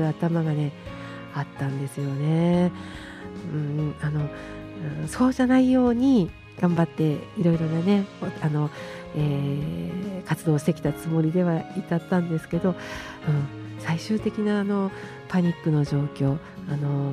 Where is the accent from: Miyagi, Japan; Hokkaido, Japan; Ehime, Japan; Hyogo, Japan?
Miyagi, Japan; Taiwa; also born or lived in Iwakiri, Miyagino-ku, Sendai; now in Sendai, Japan; 黒川郡大和町吉岡っていうところになります。